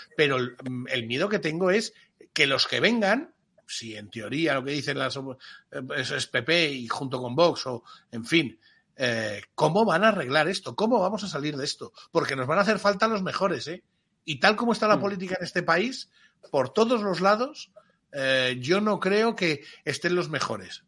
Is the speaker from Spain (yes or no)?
yes; Spain; Como español